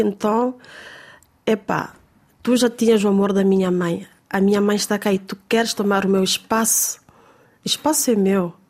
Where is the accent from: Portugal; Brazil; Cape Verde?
Cape Verde; porque estava na minha terra, com o meu povo, com a minha gente